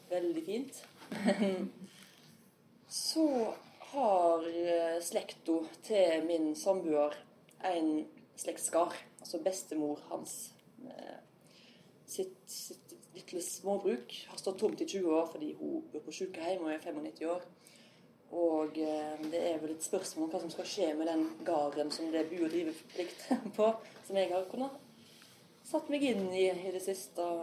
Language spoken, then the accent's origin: Norwegian; Ølen, Vestland, Norway; now in Sveio, Norway; Sånn at jeg nok en gang blir ufrivillig rogalending, for jeg kommer fra Ølen opprinnelig. Og eh, da jeg var 17-18, så skifta Ølen fylkesgrensa og kom, gikk fra Hordaland til Rogaland.